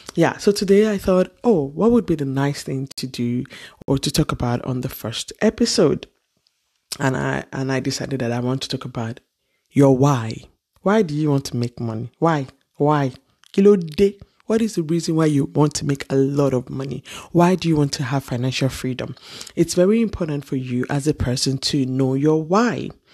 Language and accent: English; Ile-Ife, Osun, Nigeria; Growing up in Nigeria, in Ile Ife, to be precise